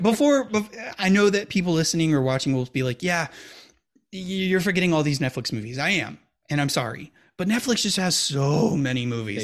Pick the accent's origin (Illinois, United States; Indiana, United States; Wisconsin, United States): Wisconsin, United States; Milwaukee; we're from Milwaukee, Wisconsin